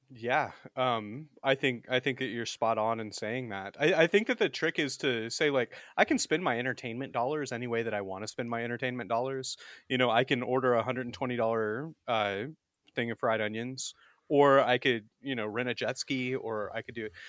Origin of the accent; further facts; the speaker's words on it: Alabama, United States; I was born and raised in the Deep South, actually. I'm from Alabama